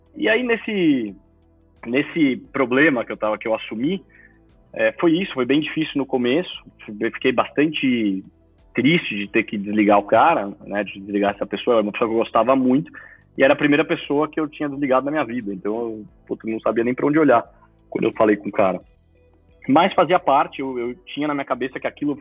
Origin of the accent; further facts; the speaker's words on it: Brazil; Eu sou segundo filho brasileiro da família